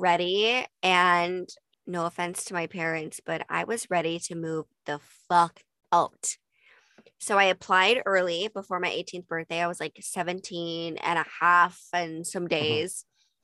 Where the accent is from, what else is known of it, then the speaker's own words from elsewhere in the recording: Utah, United States; moved away as an adult; also born or lived in Los Angeles; I grew up in Utah